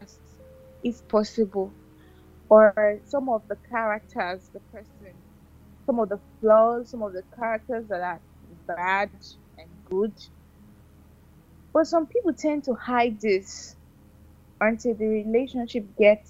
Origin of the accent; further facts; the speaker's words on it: Anambra, Nigeria; now in Port Harcourt, Nigeria; I'm from Anambra State, but I reside in Port Harcourt City